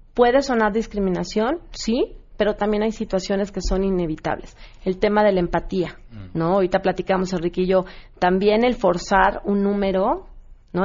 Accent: Mexico; los que más nos discriminamos somos nosotros, los mexicanos o los latinos.

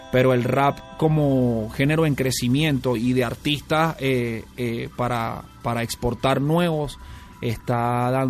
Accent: Caracas, Capital District, Venezuela; now in Mexico City, Mexico; eres originario de Caracas, Venezuela. Sí, sí, de, una ciudad que convulsiona todos los días, igual que la Ciudad de México, con unas grandes semblanzas a esta ciudad. Creo que esa es la razón por la que habito aquí, porque me siento cómodo en las capitales agitadas

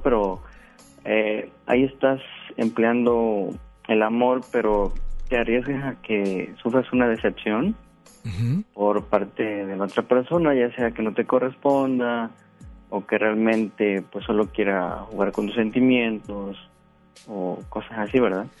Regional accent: Veracruz, Mexico; moved away as an adult; now in Guadalupe, Mexico; yo no soy de, este estado, ¿verdad? Yo soy del estado de Veracruz. ya tengo acá tres años me vine a trabajar

